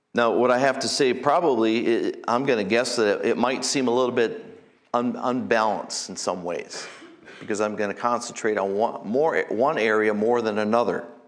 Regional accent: United States; here as Americans

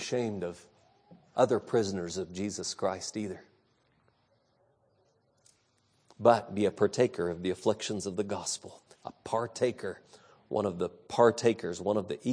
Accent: California, United States; When I was a boy growing up in California

